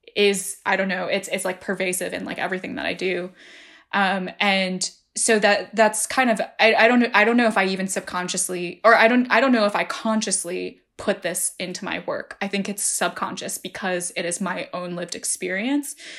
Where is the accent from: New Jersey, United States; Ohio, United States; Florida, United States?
New Jersey, United States; I grew up in New Jersey